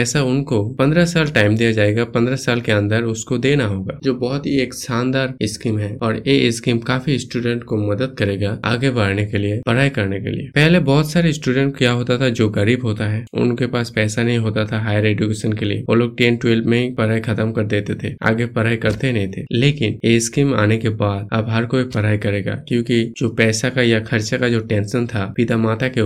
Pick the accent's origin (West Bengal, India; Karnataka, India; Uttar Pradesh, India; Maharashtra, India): West Bengal, India; मैं basically waste Bengal से हूँ